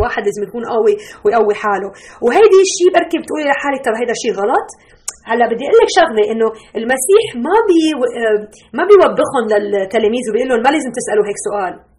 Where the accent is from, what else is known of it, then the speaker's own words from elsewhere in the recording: Lebanon; now in Chicago, United States; نحن من لبنان اصولنا بس عايشه هلا بشيكاغو